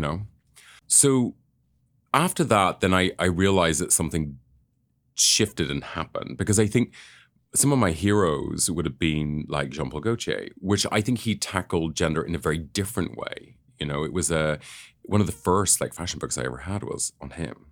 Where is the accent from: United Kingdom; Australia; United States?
United Kingdom; Northern Ireland; I grew up in Northern Ireland